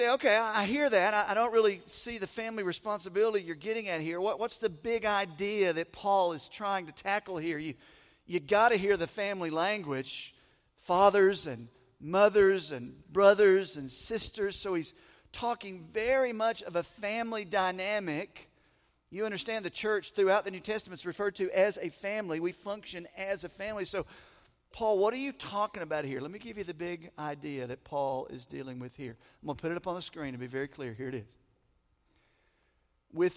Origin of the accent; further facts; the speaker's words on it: the South, United States; moved away as an adult; I grew up in the South. I was gone for about 15 years, and then we came back.